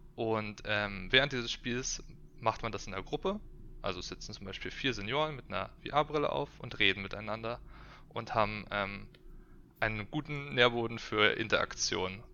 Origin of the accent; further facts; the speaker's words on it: Berlin, Germany; ich bin gebürtiger Berliner, komme von hier